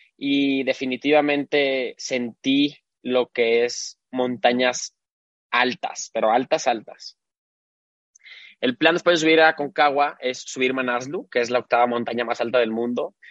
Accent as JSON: {"language": "Spanish", "town": "Guadalajara", "region": "Jalisco", "country": "Mexico", "tie": "born or raised there", "said": "nací aquí en, Guadalajara. Toda mi vida eh, viví aquí"}